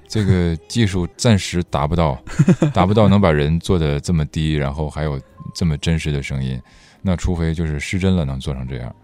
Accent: Harbin, Heilongjiang, China; accent: Northeastern Mandarin; moved away as an adult; also born or lived in Beijing (ancestral home); now in Guangzhou, China; 我是一个生在东北的北京人，我爷爷是说北京话的但是我不会说，我到广州十五年也就只会说东北话

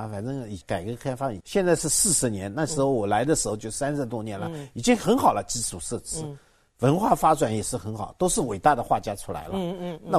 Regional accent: Zhuji, Zhejiang, China; moved away; also born or lived in New Zealand; 杭州人，那么我老家是诸暨人

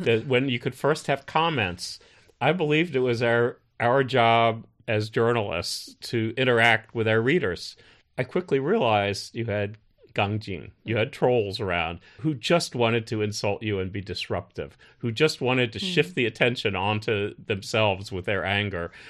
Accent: United States; now in China; as an American

